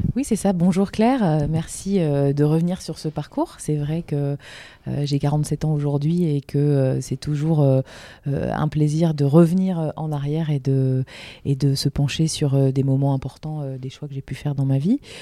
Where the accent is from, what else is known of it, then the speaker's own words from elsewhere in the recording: Lille, Hauts-de-France, France; en tant que Lilloise